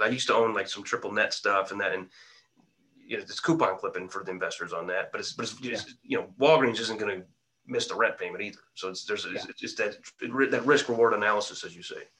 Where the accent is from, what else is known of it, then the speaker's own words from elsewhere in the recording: Quincy, Illinois, United States; my hometown of Quincy, Illinois.